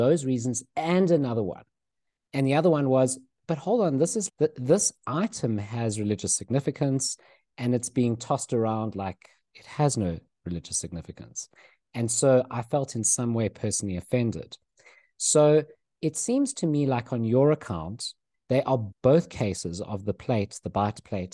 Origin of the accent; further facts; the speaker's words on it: South Africa; growing up in South Africa